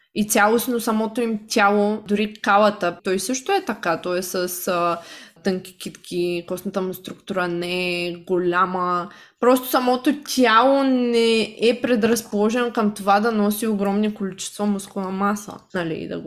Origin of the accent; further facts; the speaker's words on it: Shumen, Shumen Province, Bulgaria; moved away; аз съм от Шумен, от малък град